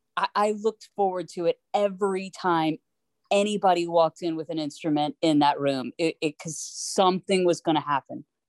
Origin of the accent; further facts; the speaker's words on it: Atlanta, Georgia, United States; moved away; I was growing up in Atlanta